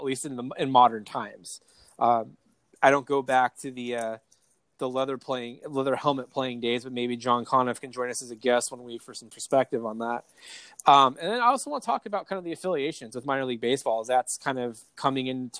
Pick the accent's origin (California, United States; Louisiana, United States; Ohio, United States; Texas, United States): California, United States; East County; I'm from East County, and I don't even do NASCAR.